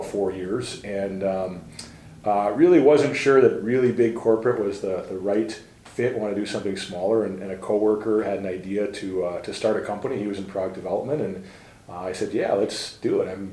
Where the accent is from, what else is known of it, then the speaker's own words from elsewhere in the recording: New Hope, Minnesota, United States; I grew up right in the Twin Cities in New Hope, Minnesota, Minnesota kid, born and raised